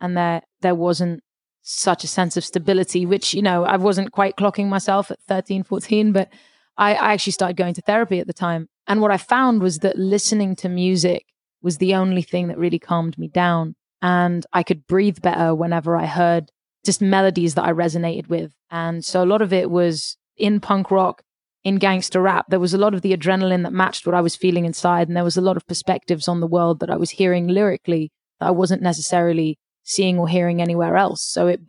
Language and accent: English; London, United Kingdom; also born or lived in Paris, France; I grew up in London for a start, and then I moved to Paris, and I sort of lived in London for the first 6 years of my life, and then moved to Paris for about 8 years, and then moved back to England.